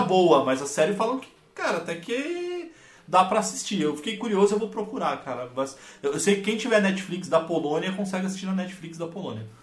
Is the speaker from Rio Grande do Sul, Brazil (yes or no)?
no; Santo André, São Paulo, Brazil; sou de Santo André, São Paulo